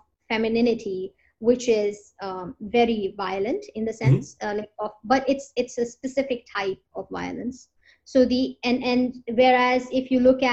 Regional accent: Awadhi-speaking part of Uttar Pradesh, India; moved away as an adult; now in United States; I come from the Avadhi speaking part of Uttar Pradesh

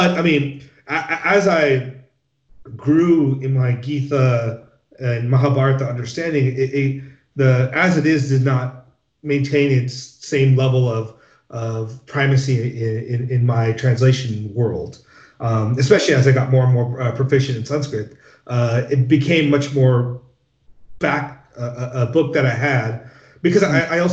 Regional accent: Los Angeles or Orange County, California, United States; growing up in Los Angeles or Orange County

